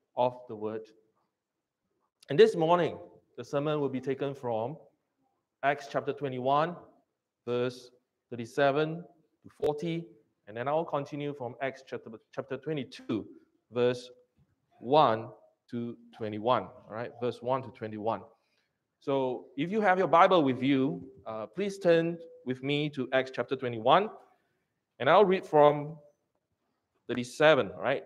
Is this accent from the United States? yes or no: no; Singapore; I'm a Singaporean.